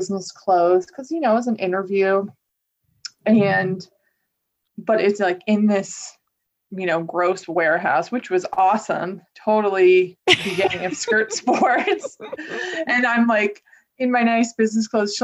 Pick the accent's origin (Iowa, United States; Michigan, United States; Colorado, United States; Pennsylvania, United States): Colorado, United States; moved away as an adult; also born or lived in Washington, D.C.; I'm from Colorado, but I was living in Washington, D.C. after college